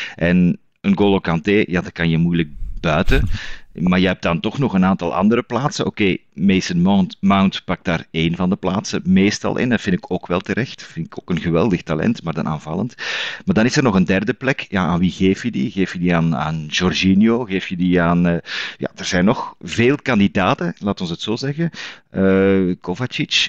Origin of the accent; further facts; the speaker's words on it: Zwijndrecht, Flanders, Belgium; ik ben wel uit Zwijndrecht